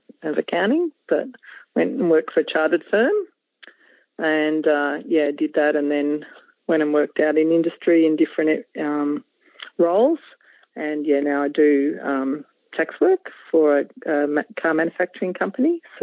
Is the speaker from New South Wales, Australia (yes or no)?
no; Melbourne, Victoria, Australia; I grew up in the eastern suburbs of Melbourne, out at Ringwood